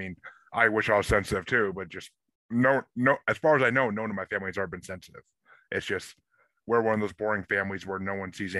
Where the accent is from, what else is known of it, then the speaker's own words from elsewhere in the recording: Kingston, New York, United States; also born or lived in Tillson, New York; now in Gardner, United States; I grew up in Kingston, New York.